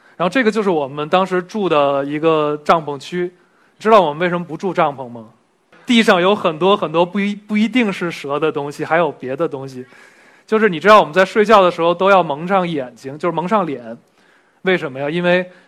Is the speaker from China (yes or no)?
yes; Beijing, China; 我小时候就混在这一片儿了。 我是幺零幺上学的，上了六年学的中学。 然后从小就在这一片混迹，今天回到这边还挺开心的